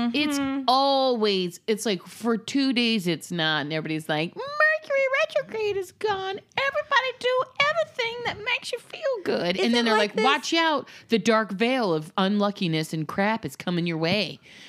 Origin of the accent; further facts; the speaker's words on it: Florida, United States; I'm from Florida